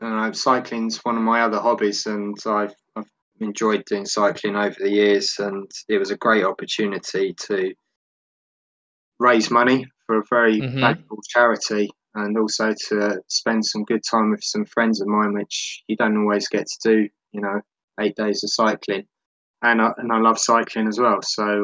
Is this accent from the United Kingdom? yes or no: yes; London, United Kingdom; now in Devon, United Kingdom; And I'm from England, born and bred in London. I've moved out of the city to the southwest of Devon, which is a lot more rural for me.